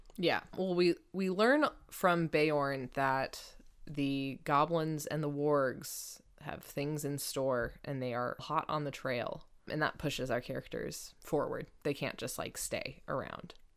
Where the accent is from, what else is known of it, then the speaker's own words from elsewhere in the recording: United States; I'm an American